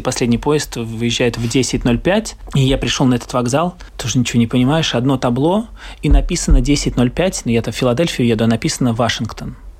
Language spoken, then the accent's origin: Russian; Riga, Latvia; я э, артист из Риги